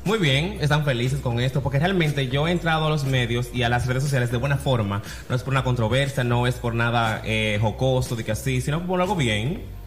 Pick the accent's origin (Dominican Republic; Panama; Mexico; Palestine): Dominican Republic; Santiago de los Caballeros, Santiago; Yo soy de Santiago, de los 30 caballeros, nacido y criado allá